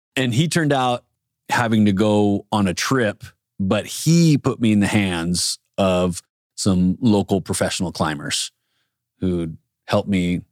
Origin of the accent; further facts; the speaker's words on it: San Diego, California, United States; Growing up in San Diego, everything is is outdoors